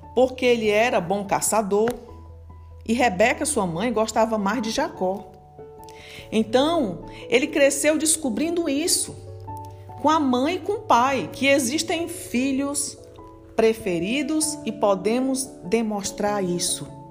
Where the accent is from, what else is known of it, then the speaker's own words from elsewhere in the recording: Fortaleza, Ceará, Brazil; moved away; lá na minha terra, em Fortaleza